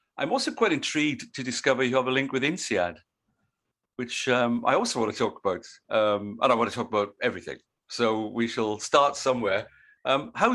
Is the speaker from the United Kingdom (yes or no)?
yes; South Wales, United Kingdom; moved away as an adult; now in Australia; growing up in South Wales